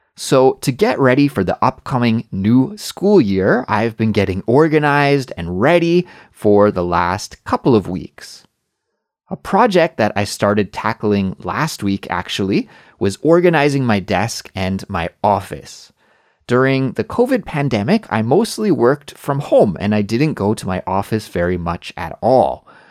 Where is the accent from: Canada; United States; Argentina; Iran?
Canada; moved away as an adult; also born or lived in Korea; now in South Korea; In my home country of Canada